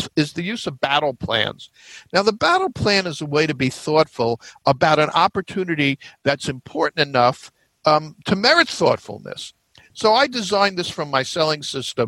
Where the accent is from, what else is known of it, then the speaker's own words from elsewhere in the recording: New York metro area, United States; I'm from the New York metro area